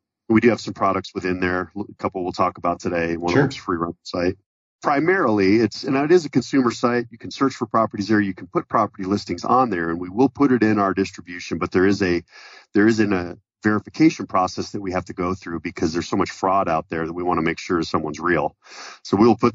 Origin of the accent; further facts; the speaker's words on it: Colorado, United States; my family business was property management growing up in Colorado in the 80s